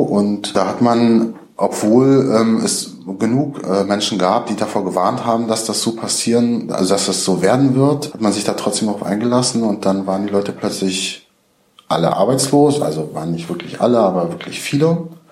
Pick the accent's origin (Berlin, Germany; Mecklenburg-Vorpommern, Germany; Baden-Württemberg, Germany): Mecklenburg-Vorpommern, Germany; Rostock; in meiner Heimatstadt Rostock